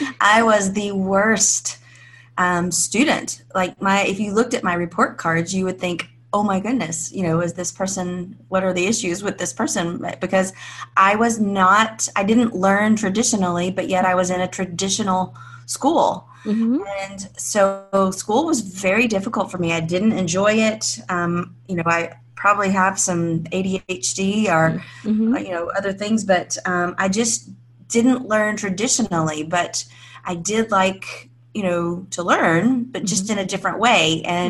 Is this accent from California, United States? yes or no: no; Alabama, United States; It's everything that you kind of think small town life in Alabama would be. You know, I lived in this really safe small town